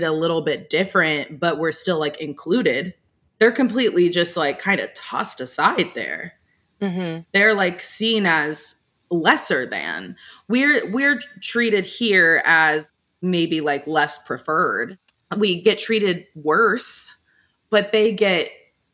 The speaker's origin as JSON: {"language": "English", "region": "Texas", "country": "United States", "tie": "born or raised there", "also_born_or_lived": "Alabama", "moved": "as an adult", "said": "where I grew up in Texas, like I grew up in one of those, I don't even know how to describe the place I'm from. It's like very cookie cutter white suburbia"}